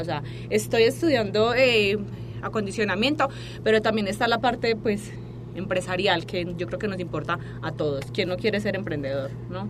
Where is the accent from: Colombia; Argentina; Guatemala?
Colombia; Medellín, Antioquia; moved away as an adult; now in Mexico; yo soy de Colombia